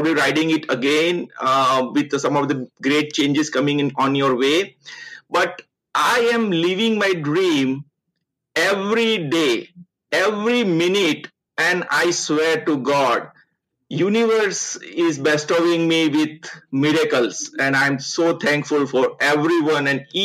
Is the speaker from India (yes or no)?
yes; Ahmedabad, Gujarat, India; moved away; also born or lived in Surat; my young age, where I did my schooling, my engineering college, all happened in Ahmedabad, and that is considered my hometown